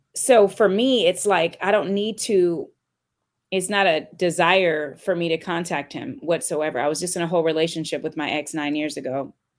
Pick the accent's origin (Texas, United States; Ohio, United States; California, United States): California, United States; moved away; I'm from California